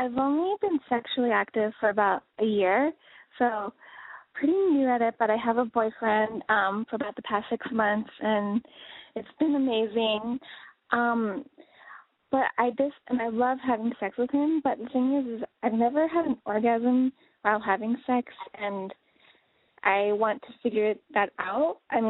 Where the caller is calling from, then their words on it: San Francisco, California, United States; I'm 23, and I'm from San Francisco.